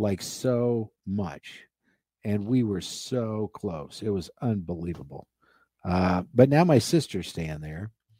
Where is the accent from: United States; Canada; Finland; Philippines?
United States; Nebraska; born or raised there; moved away